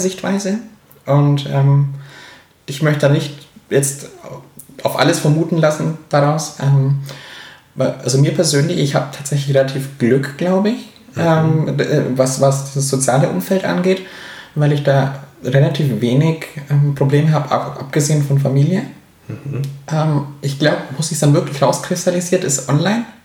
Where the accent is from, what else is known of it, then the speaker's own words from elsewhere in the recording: Augsburg, Bavaria, Germany; in Augsburg, wo ich herkomme